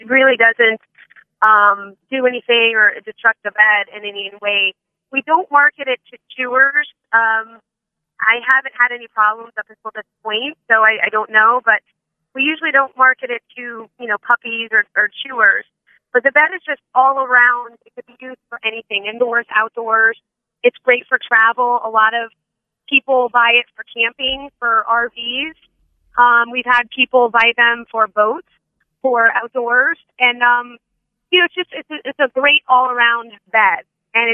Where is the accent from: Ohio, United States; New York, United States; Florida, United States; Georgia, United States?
Florida, United States; Palm Beach County; I'm a native from Palm Beach County, Florida